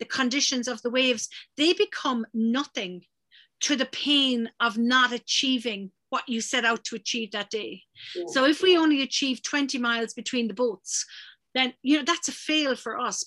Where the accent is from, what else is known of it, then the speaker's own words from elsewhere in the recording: Dingle, Munster, Ireland; also born or lived in Donegal; I have lived and been brought up in Dingle, but I was born in Donegal, so I'm a West Coast cookie